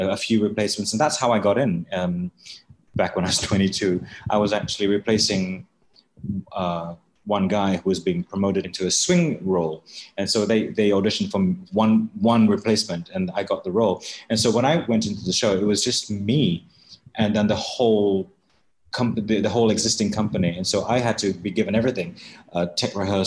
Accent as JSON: {"language": "English", "country": "Malaysia", "moved": "yes", "said": "as a Malaysian"}